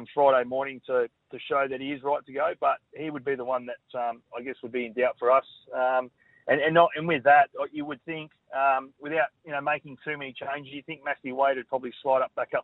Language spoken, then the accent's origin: English; Queensland, Australia; as a Queenslander